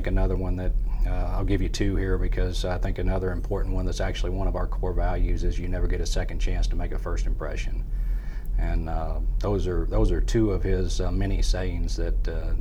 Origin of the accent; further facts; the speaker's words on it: Farmington, Missouri, United States; now in Central Missouri, United States; I'm not from the Central Missouri area. I grew up in Farmington